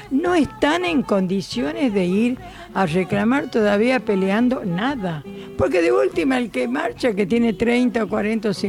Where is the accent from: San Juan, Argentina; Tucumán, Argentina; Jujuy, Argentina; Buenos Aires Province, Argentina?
Tucumán, Argentina; Santa Lucía; now in Buenos Aires, Argentina